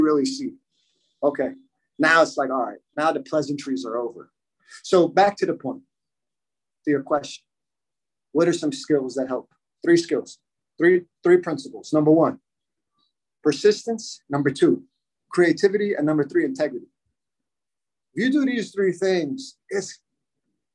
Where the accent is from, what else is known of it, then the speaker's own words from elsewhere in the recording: United States; also born or lived in Miami / Germany; I was born and raised here in the United States